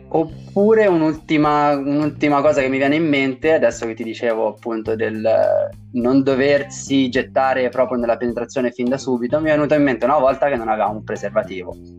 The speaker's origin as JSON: {"language": "Italian", "region": "Tuscany", "country": "Italy", "said": "dalle mie parti in Toscana"}